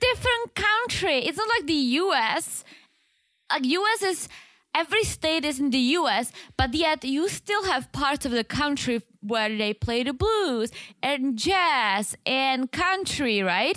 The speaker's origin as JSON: {"language": "English", "country": "Czechia", "said": "I'm Czech. I am not from Prague. I'm actually from the other side."}